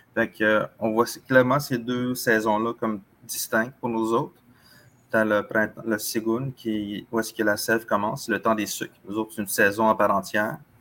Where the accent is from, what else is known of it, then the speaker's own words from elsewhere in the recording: Atikamekw, Quebec, Canada; chez nous, en Atikamek, on a six saisons